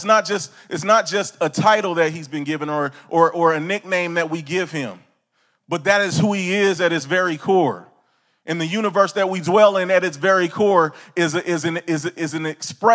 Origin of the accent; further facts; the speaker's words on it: California, United States; I'm from California, the Golden State, sunshine